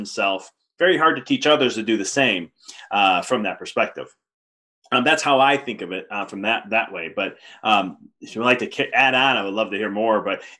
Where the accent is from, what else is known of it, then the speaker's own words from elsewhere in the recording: Chicago, Illinois, United States; Maybe because I'm from Chicago too